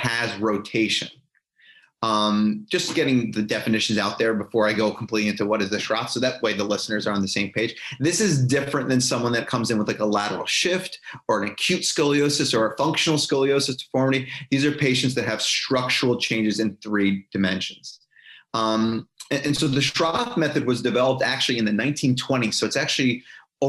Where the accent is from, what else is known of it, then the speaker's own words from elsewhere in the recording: New York, United States; moved away as an adult; also born or lived in Pennsylvania; now in Jacksonville, United States; I grew up my whole life in the Northeast of the United States. So I grew up in New York